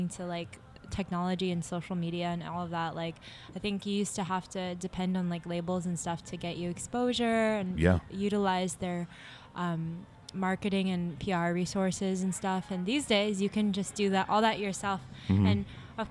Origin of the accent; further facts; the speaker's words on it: San Jose, California, United States; I grew up, born and raised, San Jose, California